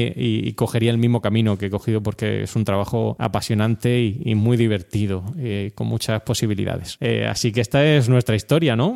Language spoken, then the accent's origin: Spanish; Orihuela, Valencian Community, Spain; accent: mixture of accents; moved away; also born or lived in Granada / Murcia; Yo soy oriundo de Granada, aunque viví prácticamente toda, mi infancia en, Orihuela, en, la Vega Baja de Alicante